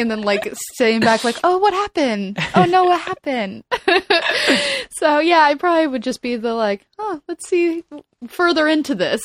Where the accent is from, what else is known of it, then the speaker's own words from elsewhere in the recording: South Florida, United States; now in Los Angeles, United States; moving to L A, I'm, I'm originally from South Florida